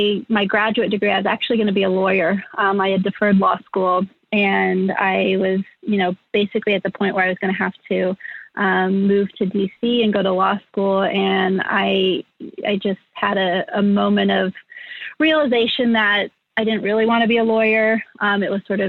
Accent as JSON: {"language": "English", "region": "Indiana", "country": "United States", "tie": "born or raised there", "also_born_or_lived": "Los Angeles, United States", "moved": "as an adult", "said": "I'm from the Midwest. I grew up and spent sort of the first half of my life in Indiana."}